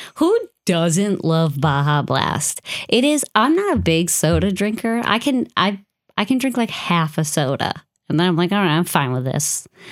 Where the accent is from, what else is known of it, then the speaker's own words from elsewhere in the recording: United States; growing up as an American with Irish heritage